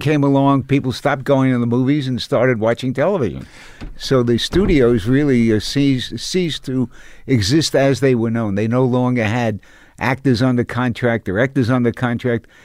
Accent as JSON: {"language": "English", "town": "New York City", "region": "New York", "country": "United States", "said": "I came from Coney Island"}